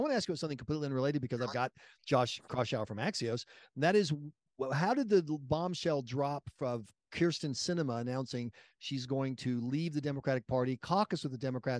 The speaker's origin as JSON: {"language": "English", "region": "South Carolina", "country": "United States", "tie": "born or raised there", "said": "I grew up in South Carolina and ran campaigns"}